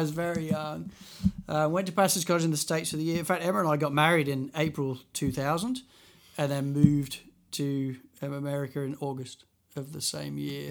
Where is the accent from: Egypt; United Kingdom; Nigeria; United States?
United Kingdom; England; moved away as an adult; also born or lived in Christchurch; now in Sydney, Australia; as an Englishman